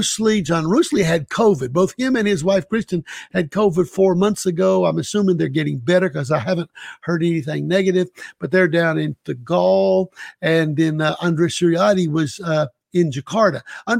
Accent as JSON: {"language": "English", "town": "Savannah", "region": "Georgia", "country": "United States", "tie": "born or raised there", "moved": "as an adult", "lives_now": "Indonesia", "said": "I grew up on Wilmington Island, Savannah. That's 10 minutes from the Savannah Beach."}